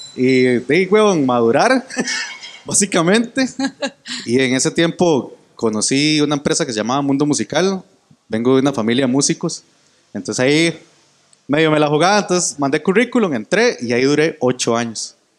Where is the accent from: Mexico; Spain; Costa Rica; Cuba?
Costa Rica; San Juan Norte, Corralillo, Cartago; soy de San Juan Norte, Corralillo, Cartago